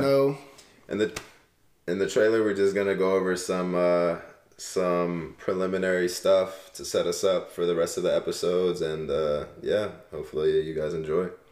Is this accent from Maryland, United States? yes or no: yes; Maryland, United States; also born or lived in California / New Jersey / New York; born in Cali, moved around to New Jersey, New York area for a little bit, and then moved to Maryland when I was seven